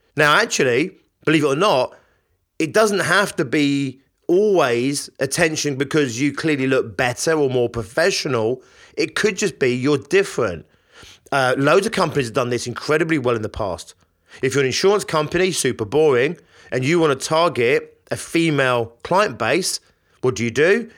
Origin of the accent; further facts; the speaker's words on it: London, United Kingdom; I'm from London